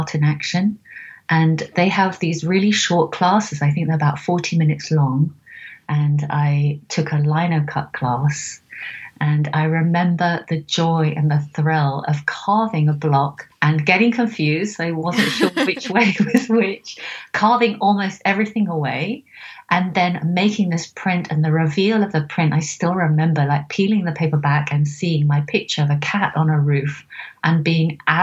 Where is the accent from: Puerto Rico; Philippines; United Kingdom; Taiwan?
United Kingdom; Oxford, South East England; also born or lived in Seattle; now in London, United Kingdom; I was born in England, in Oxford, and I'm now in London working from my living room